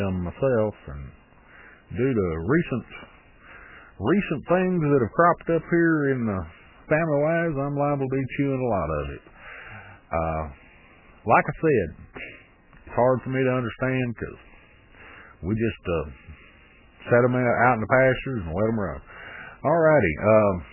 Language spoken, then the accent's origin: English; Texas, United States; I myself, I grew up here in Texas